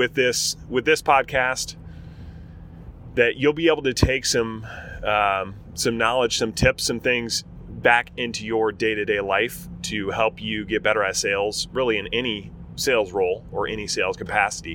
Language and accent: English; Berrien Springs, Michigan, United States; also born or lived in Portland, Oregon; I grew up in Michigan. I moved to Michigan in third grade. And so Michigan's home for me, Southwest Michigan, 2-stoplight town